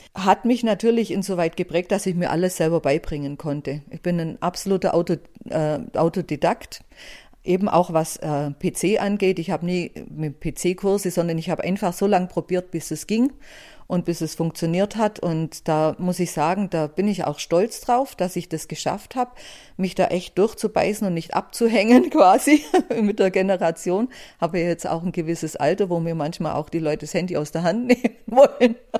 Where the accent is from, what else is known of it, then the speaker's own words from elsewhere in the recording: Buxheim, Bavaria, Germany; Ich bin im Allgäu aufgewachsen, in Buxheim, an, direkt an der Iller